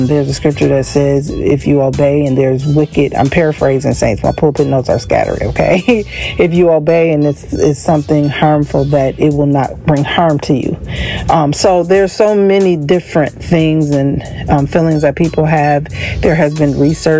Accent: Racine, Wisconsin, United States; my hometown, which is Racine, Wisconsin

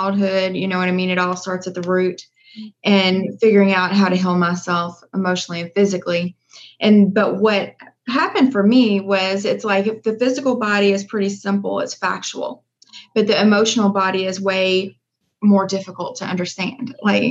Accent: Louisville, Kentucky, United States; I'm from Louisville, Kentucky. I've always been here

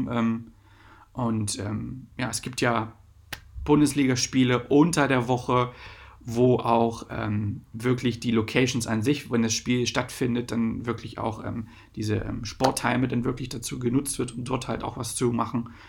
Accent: Lower Saxony, Germany; Ich komme halt aus Wolfenbüttel, Braunschweig, Salzgitter.

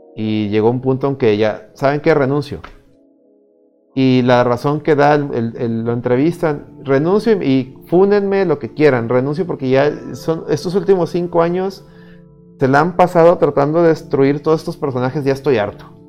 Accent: Mexico; yo siendo un extranjero, o sea, yo siendo mexicano

